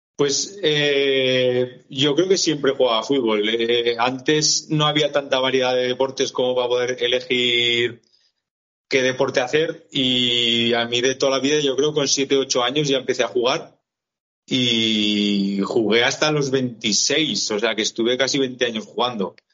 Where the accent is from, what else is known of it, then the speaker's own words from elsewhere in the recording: Buñuel, Navarre, Spain; en Buñuel, yo soy de Buñuel, de un pueblo de aquí a los de Cortes